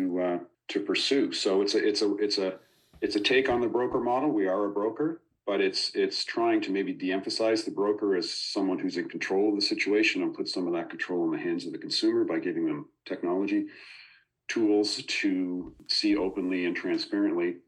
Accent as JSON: {"language": "English", "region": "Nova Scotia", "country": "Canada", "tie": "born or raised there", "moved": "as an adult", "lives_now": "Toronto, Canada", "said": "I grew up in Nova Scotia, but moved to Toronto after I graduated school"}